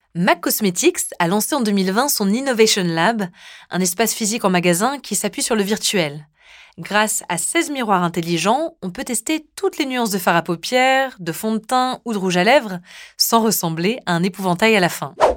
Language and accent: French; France; chez nous, en France